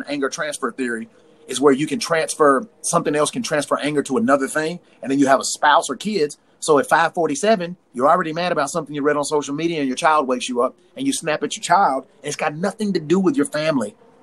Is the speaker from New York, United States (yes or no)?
no; Tennessee, United States; I'm from Tennessee